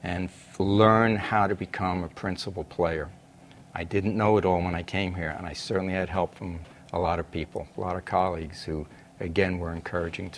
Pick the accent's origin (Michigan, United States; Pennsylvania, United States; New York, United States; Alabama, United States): New York, United States; moved away as an adult; also born or lived in Chicago; I grew up in New York. I know what New York is like.